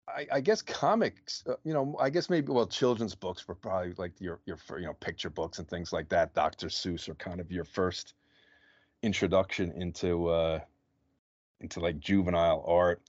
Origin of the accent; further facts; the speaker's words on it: New Jersey, United States; I'm born and bred